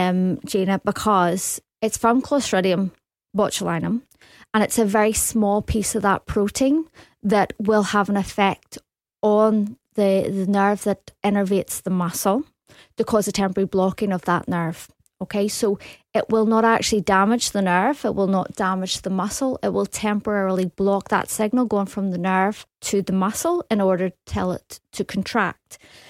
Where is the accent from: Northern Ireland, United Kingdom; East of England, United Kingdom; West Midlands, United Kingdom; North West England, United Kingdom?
Northern Ireland, United Kingdom; Belfast; Yes, I came over from Belfast. I went to Glasgow University and I studied dentistry.